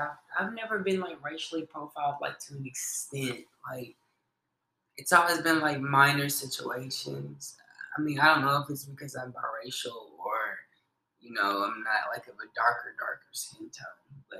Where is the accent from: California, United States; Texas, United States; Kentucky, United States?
Kentucky, United States; Henderson; Yeah. Oh, it's a very, very small town in Kentucky. Like I said, it's a very small town. Like, Henderson is like this.